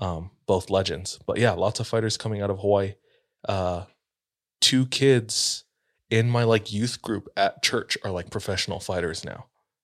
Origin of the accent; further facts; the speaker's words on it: Philippines; And I say this as a Filipino.